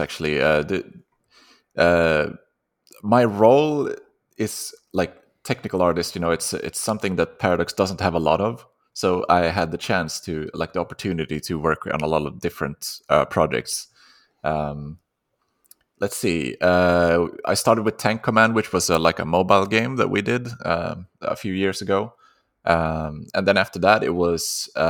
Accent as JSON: {"language": "English", "country": "Sweden", "second_language": "English", "said": "Yeah, I'm Swedish, you know, the name, I don't know where that originally comes from."}